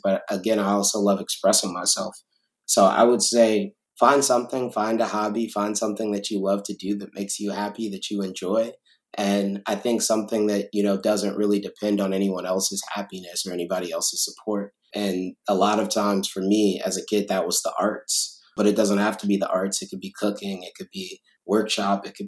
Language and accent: English; Chicago, Illinois, United States; being from Chicago, being from the South Side